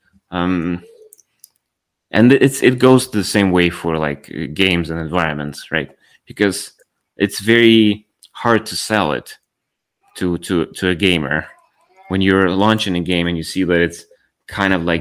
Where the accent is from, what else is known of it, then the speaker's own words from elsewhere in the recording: Ukraine; I'm from Ukraine.